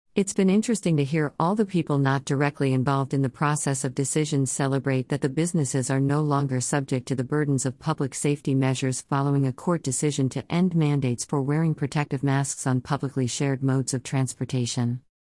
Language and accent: English; Chicago, Illinois, United States; Growing up on the south side of Chicago